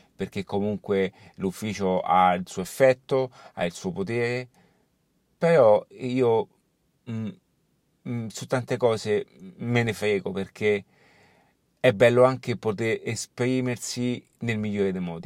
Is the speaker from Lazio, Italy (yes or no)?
yes; Rome, Lazio, Italy; also born or lived in Barcelona; anche io sono di Roma, quando sono appunto in Italia sono di Roma